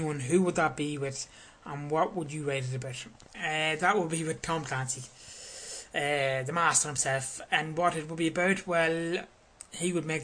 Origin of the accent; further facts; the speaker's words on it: Crossmaglen, Northern Ireland, United Kingdom; Cross Maglen, which is my hometown